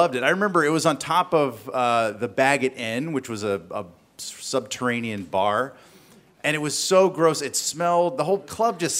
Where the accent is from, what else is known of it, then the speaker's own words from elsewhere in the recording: the South, United States; I grew up in the South